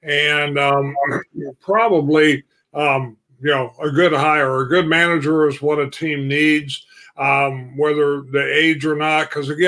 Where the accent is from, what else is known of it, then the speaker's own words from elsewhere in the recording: Illinois, United States; I grew up in Illinois